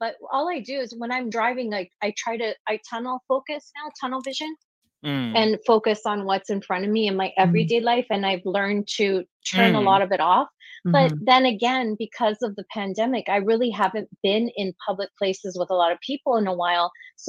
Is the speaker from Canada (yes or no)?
yes; Toronto, Ontario, Canada; I'm not from this area. I moved to the city from Toronto.